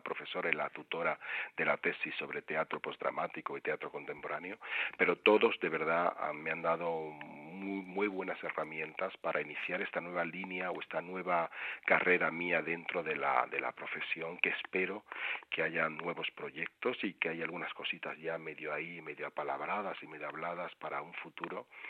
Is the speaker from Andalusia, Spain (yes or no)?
yes; Seville, Andalusia, Spain; moved away as an adult; now in Madrid, Spain; yo soy originario de Sevilla, aunque llevo en Madrid ya veintitantos años